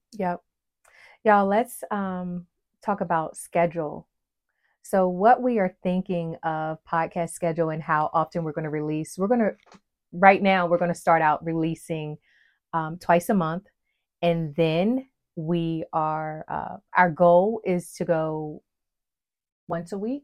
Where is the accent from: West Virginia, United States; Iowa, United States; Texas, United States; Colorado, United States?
West Virginia, United States; moved away as an adult; now in North Carolina, United States; I grew up in West Virginia